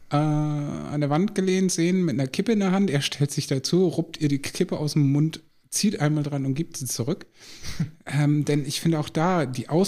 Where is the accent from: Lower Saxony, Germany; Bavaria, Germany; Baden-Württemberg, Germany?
Lower Saxony, Germany; also bei uns in Ostfriesland sagt man so ein bisschen töffelig.